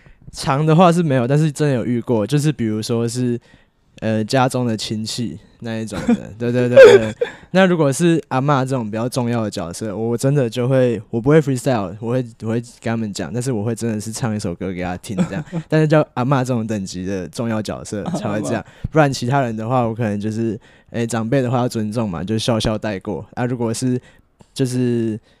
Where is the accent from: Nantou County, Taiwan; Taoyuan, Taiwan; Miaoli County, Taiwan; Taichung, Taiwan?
Nantou County, Taiwan; Puli; also born or lived in Muzha, Taipei; 对对，这两个都是我的家乡啊。